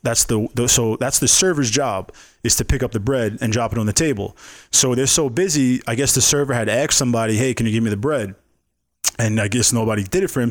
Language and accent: English; New York City, New York, United States; now in Las Vegas, United States; I'm from New York